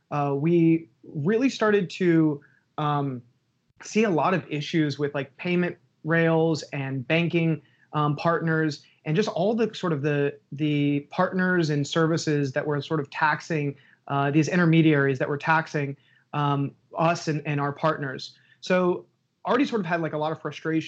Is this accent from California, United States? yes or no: no; North Carolina, United States; also born or lived in Minneapolis; now in New York, United States; born and raised in North Carolina